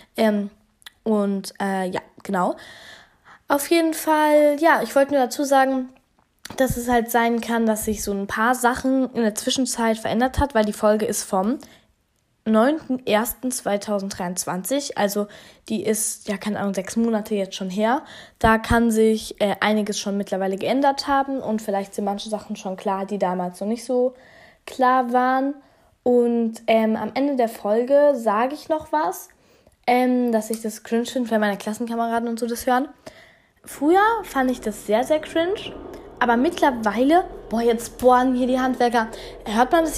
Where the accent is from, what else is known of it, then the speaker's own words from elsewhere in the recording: Hesse, Germany; bei uns in Hessen